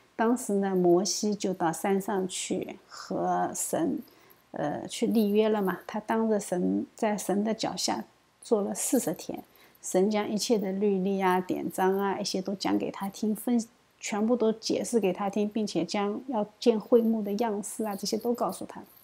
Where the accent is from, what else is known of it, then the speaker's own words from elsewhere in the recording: China; 我们中国人呢，往往不知道俗罪